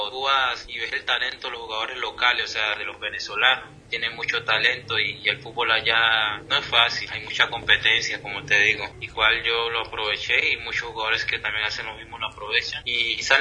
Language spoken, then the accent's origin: Spanish; Tumaco, Nariño, Colombia; now in Argentina; Tumaco, donde yo soy